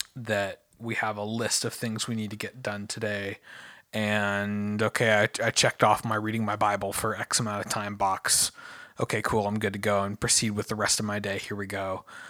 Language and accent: English; United States; I'm an American